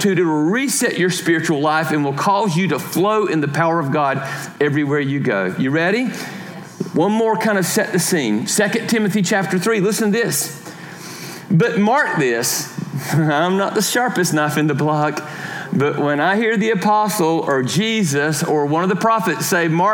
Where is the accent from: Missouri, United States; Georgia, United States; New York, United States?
Georgia, United States; I am from Georgia